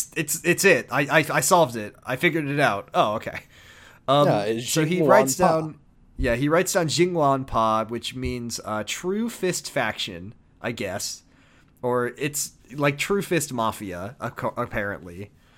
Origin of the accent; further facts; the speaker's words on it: United States; as an American